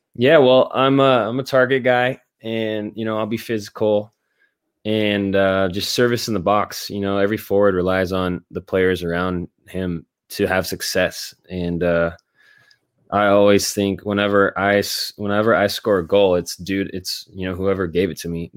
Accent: Northern California, United States; I'm from Northern California and spent my youth driving down

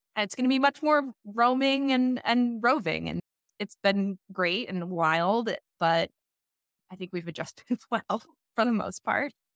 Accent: Maine, United States; now in Washington, D.C., United States; I'm from Maine

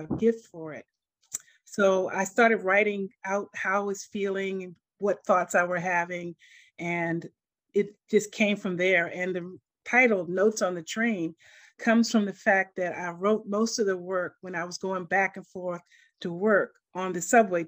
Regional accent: Washington, District of Columbia, United States; moved away; also born or lived in Maryland; I was born and raised in Washington, D.C., and I moved to Maryland later on.

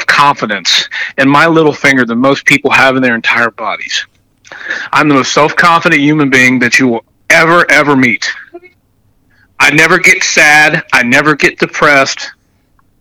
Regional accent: Appalachian Ohio, United States; I'm from Appalachia, Ohio

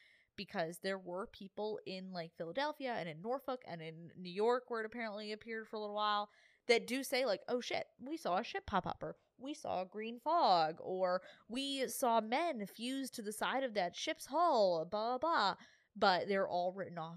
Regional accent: Bermuda; I'm from Bermuda.

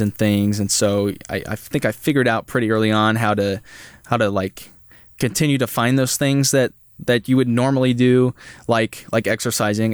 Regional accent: Holton, Kansas, United States; moved away as an adult; now in Manhattan, Kansas, United States; I'm from Holton, Kansas, so it's just a small town north of Topeka

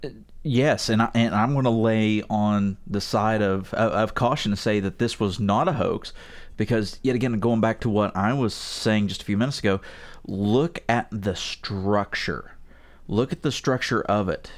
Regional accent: West Virginia, United States; I'm from West Virginia

